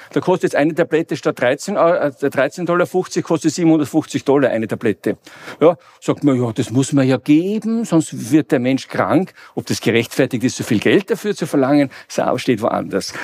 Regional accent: Vienna, Austria; ich komme aus dem fernen, aus Mittleren Osten, wenn man so will, aus Wien

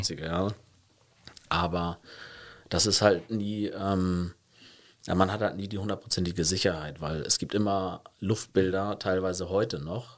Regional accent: Hamburg, Germany; moved away as an adult; now in Cologne, Germany; Also ich komme gebürtig aus Hamburg

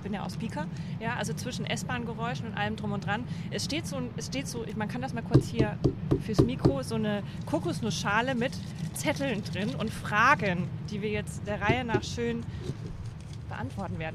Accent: Franconia, Bavaria, Germany; accent: Franconian; moved away as an adult; now in Cologne, Germany; Ich komme aus Franken

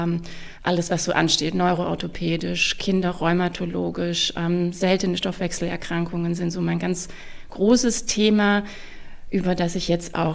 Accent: Stuttgart, Baden-Württemberg, Germany; moved away as an adult; also born or lived in Tübingen / Munich / Hamburg; ich in Tübingen studiert habe und ähm, ich bin auch geborene Stuttgarterin, also auch wenn man es vielleicht nicht immer hört.

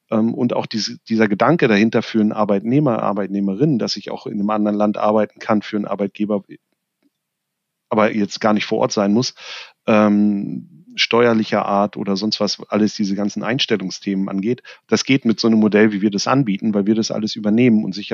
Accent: Germany

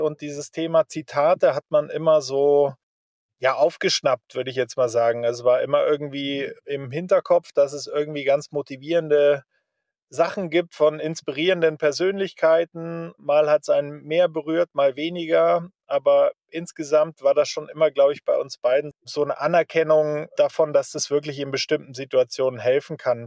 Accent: Germany; als Deutsche

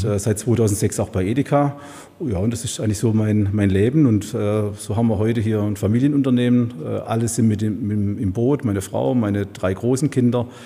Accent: Baden-Württemberg, Germany; now in Heilbronn, Germany; Stück weit ein Gelbfüßler, mhm.

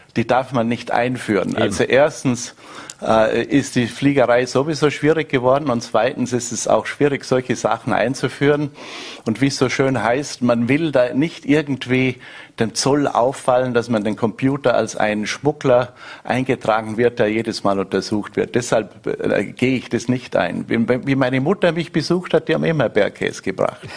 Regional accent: Mellau, Vorarlberg, Austria; moved away as an adult; also born or lived in Bregenz; now in Louisiana, United States; die ist eigentlich immer noch im Bregenzer Wald, weil da habe ich noch Familie

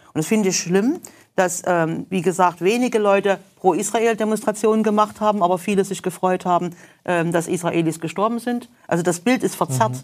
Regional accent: Germany; ich mich gerne als Deutscher

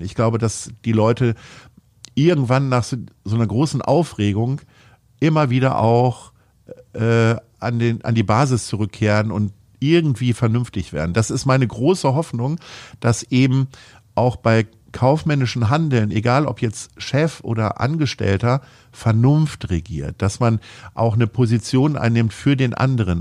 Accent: Stadthagen, Lower Saxony, Germany; moved away as an adult; now in Hamburg, Germany; in meinem Heimatort äh, in der Nähe von Hannover in Stadthagen

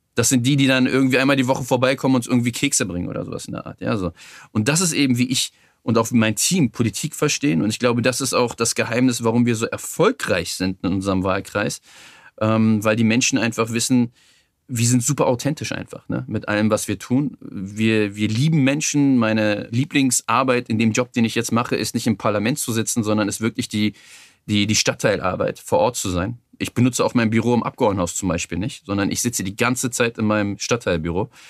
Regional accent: Berlin, Germany; Ich bin im Schöneberger Norden aufgewachsen, in der Gegend um den Palas

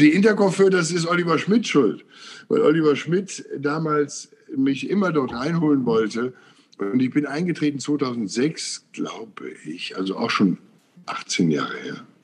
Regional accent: Willich, North Rhine-Westphalia, Germany; ich bin hier auf dem Land groß geworden. Also Willig heißt der Ort zwischen Krefeld und Mönchengladbach

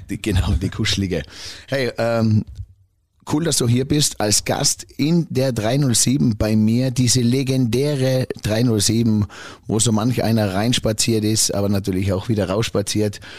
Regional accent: Tyrol, Austria; wir Tiroler Bayern

